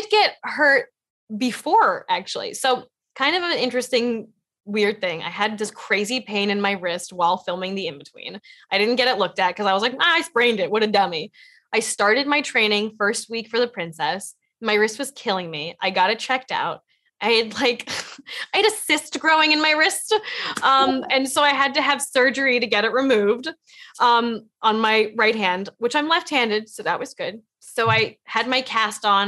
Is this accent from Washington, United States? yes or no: no; Los Angeles, California, United States; I grew up in Los Angeles